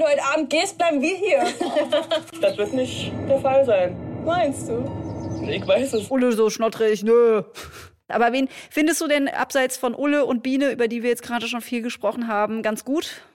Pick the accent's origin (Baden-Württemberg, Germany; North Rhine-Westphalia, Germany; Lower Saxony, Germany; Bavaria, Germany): Lower Saxony, Germany; Hildesheim; ich komme aus Hildesheim